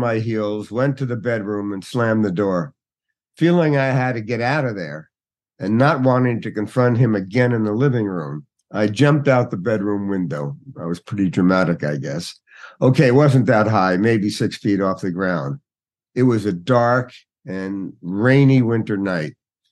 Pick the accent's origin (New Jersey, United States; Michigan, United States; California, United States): New Jersey, United States; Newark; I grew up in Newark, New Jersey